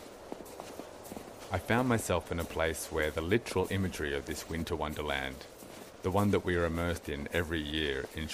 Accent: Australia; moved away as an adult; also born or lived in west of Ireland; now in Ireland; When I was about 8, growing up in Australia in the early 80s

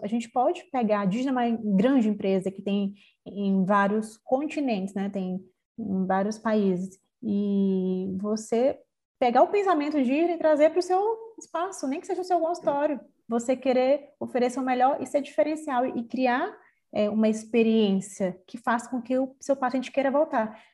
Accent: São Luís, Maranhão, Brazil; eu sou aqui de São Luís do Maranhão

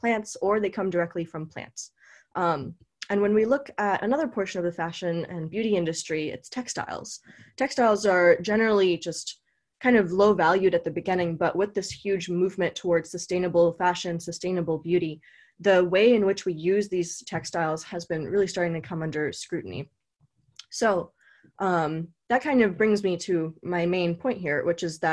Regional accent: California, United States; I was born in California and I went to UC Davis.

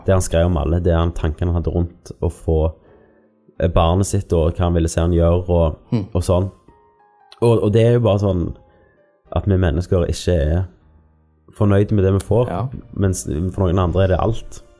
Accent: Norway; vi er født i Norge

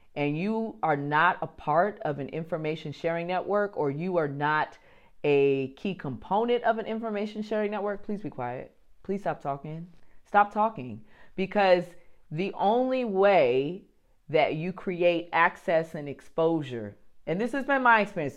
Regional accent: New Jersey, United States; I'm from New Jersey

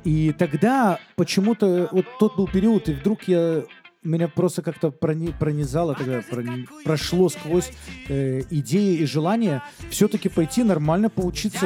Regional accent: Minsk, Belarus; Я родился в Минске, всем немало известном городе на данный момент, в совершенно светской семье, еврейской семье

